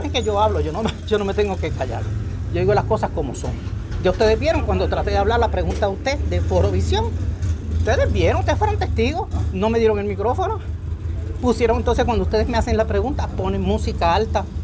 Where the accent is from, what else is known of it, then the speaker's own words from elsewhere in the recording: Puerto Rico; Yo soy boricua de corazón y estadista por convicción.